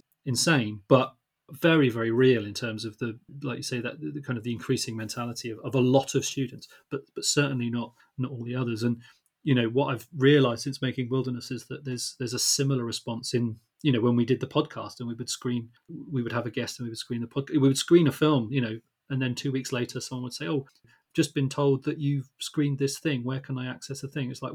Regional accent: Luton, East of England, United Kingdom; we're from Luton

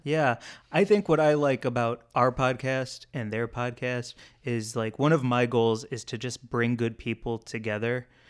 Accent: St. Louis, Missouri, United States; moved away; growing up in Saint Louis, one of the fast food restaurants we always, always went

